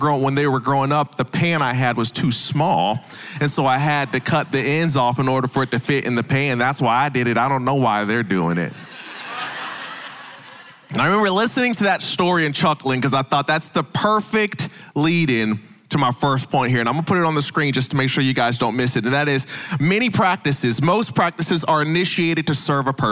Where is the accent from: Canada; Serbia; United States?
United States; the North; now in the South, United States; I know I'm from the South now, but I'm originally from the North